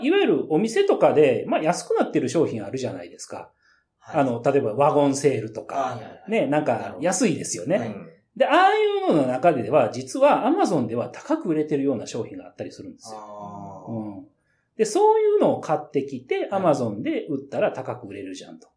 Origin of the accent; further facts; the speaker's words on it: Nara, Japan; 私、あの、出身は奈良でして